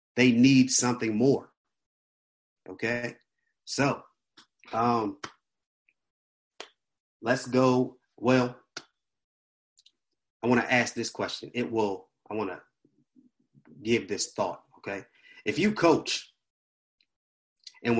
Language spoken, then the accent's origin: English; Washington, District of Columbia, United States; I'm a church boy. I grew up in the church. I'm from Washington, D.C.